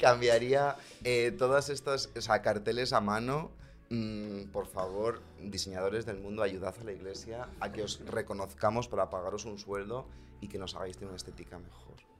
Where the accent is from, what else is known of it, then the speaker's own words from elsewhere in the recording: Segovia, Castile and León, Spain; moved away; soy de Segovia